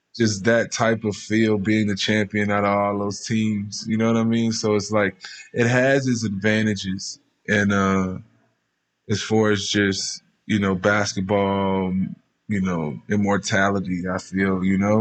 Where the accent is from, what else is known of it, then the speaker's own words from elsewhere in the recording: Baton Rouge, Louisiana, United States; now in Las Vegas, United States; I grew up in probably one of the roughest parts of Baton Rouge